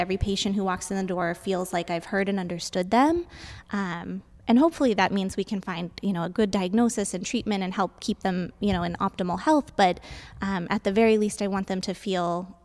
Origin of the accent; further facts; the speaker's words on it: Arizona, United States; also born or lived in Tucson / Morenci / Clifton / Sahuarita; So I am from Arizona. I was born in Tucson, and my family moved around quite a bit when I was younger. So I've lived in a lot of small towns in Arizona